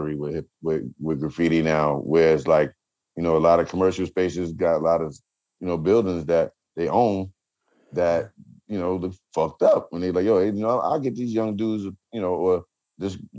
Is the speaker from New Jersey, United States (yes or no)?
yes; New Jersey, United States; growing up in Jersey